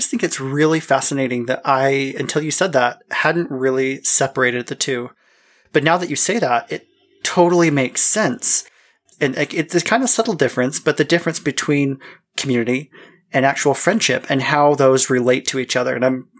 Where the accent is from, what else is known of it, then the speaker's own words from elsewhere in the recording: Salt Lake City, Utah, United States; moved away as an adult; now in Washington, United States; I was born and raised in Salt Lake City.